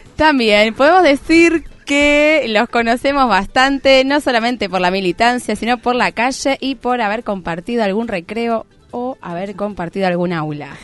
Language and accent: Spanish; Argentina; nosotros y nosotras como argentinos